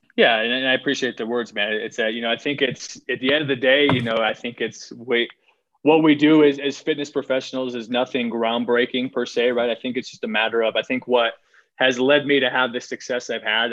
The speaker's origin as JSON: {"language": "English", "region": "Iowa", "country": "United States", "tie": "born or raised there", "said": "I grew up, I grew up in Iowa"}